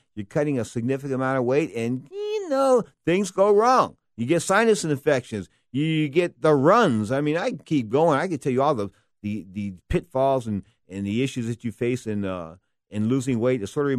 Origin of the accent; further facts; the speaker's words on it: San Francisco, California, United States; where I grew up in Bernal Heights here in San Francisco.